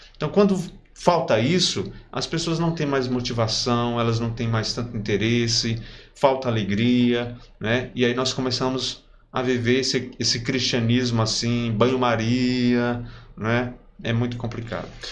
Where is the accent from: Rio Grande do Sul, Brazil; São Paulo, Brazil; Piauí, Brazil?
Piauí, Brazil; Parnaíba; minha infância aqui em Parnaíba